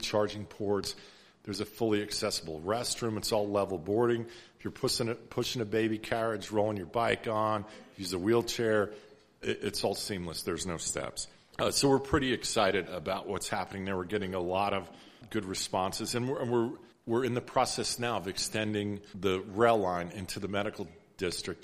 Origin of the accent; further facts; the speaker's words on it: New York, United States; now in Fort Worth, United States; I grew up in New York. My mom's still up there